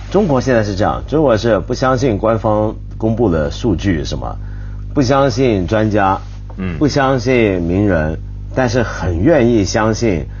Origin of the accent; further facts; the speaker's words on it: Taiwan; 我小时候在台湾街头啊